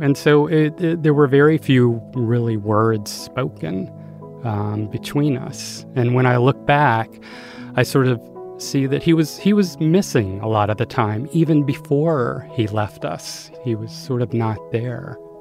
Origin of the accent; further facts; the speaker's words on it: Greensboro, North Carolina, United States; I was born in 1963 in Greensboro, North Carolina.